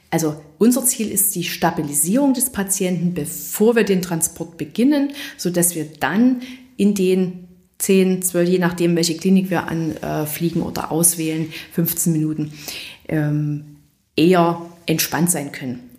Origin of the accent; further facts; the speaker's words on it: Saxony, Germany; ein Hineinwachsen ähm, in der Verbindung, dass man aus der Region stammt